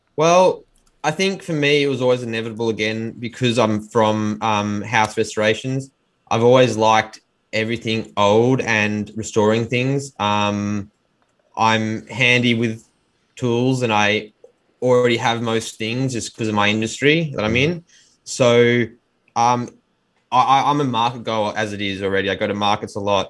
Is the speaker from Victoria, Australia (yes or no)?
yes; Melbourne, Victoria, Australia; born and bred in Melbourne, Australia